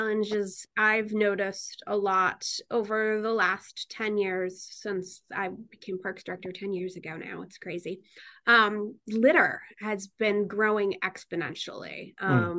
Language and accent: English; Newtown, Connecticut, United States; I was born in Newtown. Oh, I was born in Bridgeport, Connecticut, but I grew up in Newtown, Connecticut.